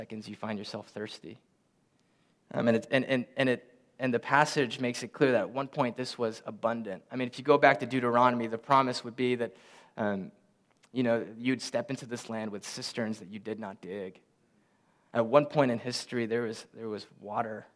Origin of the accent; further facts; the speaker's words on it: Philippines; moved away; we're from the Philippines. We're both born in the Philippines.